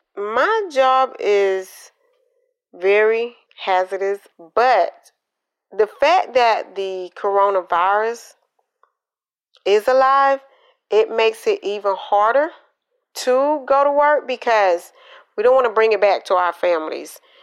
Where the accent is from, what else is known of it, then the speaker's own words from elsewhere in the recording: Columbus, Georgia, United States; also born or lived in Quitman, Georgia / Valdosta, Georgia; I was born in um, Quitman, Georgia, but I grew up in Columbus, Georgia, because my father was in the military.